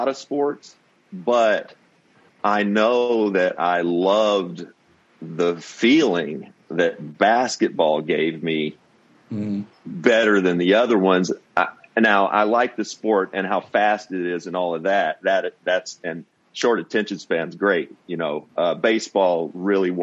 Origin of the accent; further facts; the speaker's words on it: Owensboro, Kentucky, United States; my hometown of Owensboro, a town of about 50, 60,000, great town to grow up in for sports.